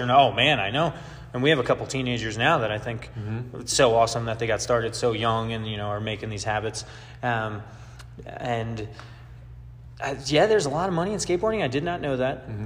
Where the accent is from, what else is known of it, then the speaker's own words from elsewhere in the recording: New York, United States; I'm a New Yorker